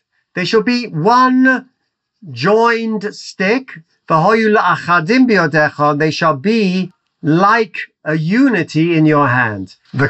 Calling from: Jerusalem, Israel; I'm calling from Yerushalayim.

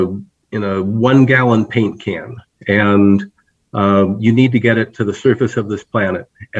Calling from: Flagstaff, Arizona, United States; This is my home office in Flagstaff, Arizona.

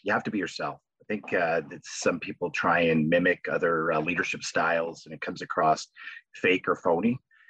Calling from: Napanee, Ontario, Canada; I'm calling in from Napanee, Ontario.

